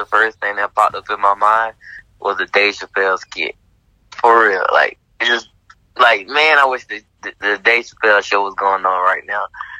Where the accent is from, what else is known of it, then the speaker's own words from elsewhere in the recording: Georgia, United States; We're from Georgia. And you know, and Atlanta, we claim Georgia, not Atlanta, but we claim Georgia.